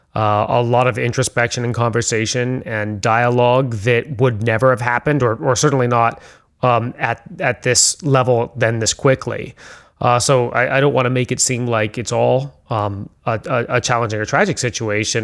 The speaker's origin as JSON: {"language": "English", "town": "San Francisco", "region": "California", "country": "United States", "tie": "born or raised there", "said": "I grew up in San Francisco"}